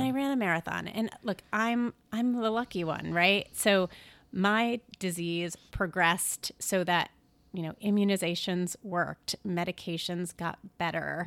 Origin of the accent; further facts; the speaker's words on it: Syracuse, New York, United States; moved away; My family is upstate New York. I grew up in Syracuse